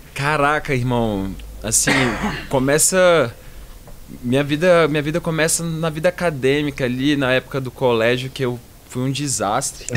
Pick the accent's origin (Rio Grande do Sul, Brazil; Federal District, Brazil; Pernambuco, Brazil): Federal District, Brazil; Brasília; moved away as an adult; also born or lived in Rio de Janeiro / São Paulo; vamos voltar para Brasília